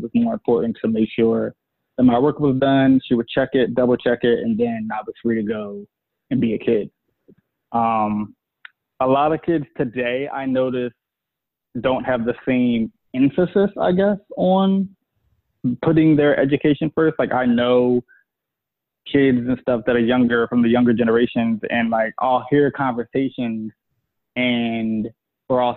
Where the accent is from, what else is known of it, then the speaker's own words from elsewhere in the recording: Philadelphia, Pennsylvania, United States; I'm from Philadelphia. I grew up in the hood